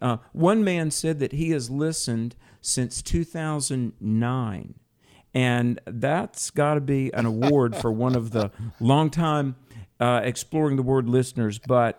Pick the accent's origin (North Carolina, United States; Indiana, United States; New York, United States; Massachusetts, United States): North Carolina, United States; back in my home state of North Carolina